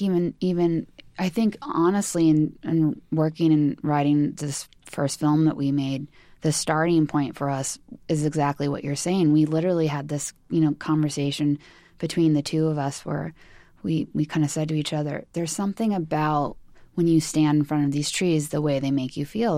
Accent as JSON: {"language": "English", "region": "California", "country": "United States", "tie": "born or raised there", "said": "growing up in California"}